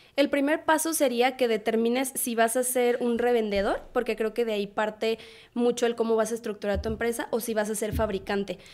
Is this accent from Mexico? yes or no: yes; Irapuato, Guanajuato, Mexico; moved away as an adult; also born or lived in León, Guanajuato; now in Guadalajara, Mexico; soy de Irapuato, Guanajuato